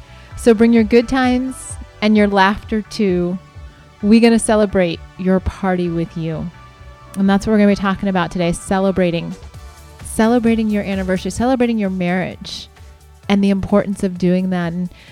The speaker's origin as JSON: {"language": "English", "region": "Montana", "country": "United States", "said": "We're from Montana, and yes, sparsely populated, in quotation marks, is very true about this area"}